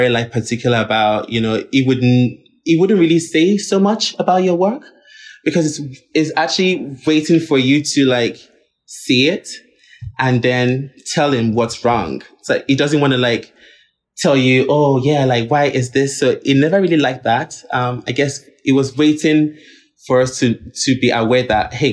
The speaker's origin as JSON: {"language": "English", "town": "Linz", "region": "Upper Austria", "country": "Austria", "tie": "born or raised there", "also_born_or_lived": "Nigeria", "said": "I grew up in Linz, actually, not in Vienna"}